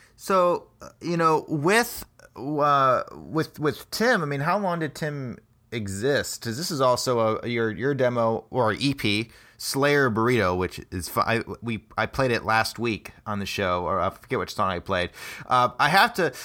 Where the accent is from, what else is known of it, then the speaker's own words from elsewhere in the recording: United States; now in Des Moines, United States; I grew up in the Quad Cities originally